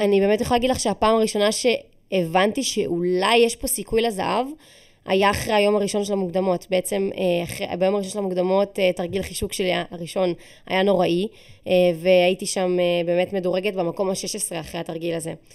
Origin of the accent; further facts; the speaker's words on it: Israel; אני ישראלית